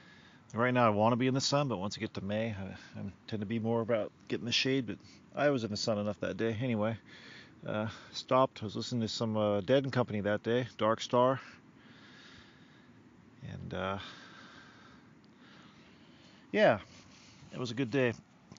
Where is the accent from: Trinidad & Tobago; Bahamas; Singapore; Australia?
Australia; also born or lived in South Africa; I'm from Australia by way of South Africa.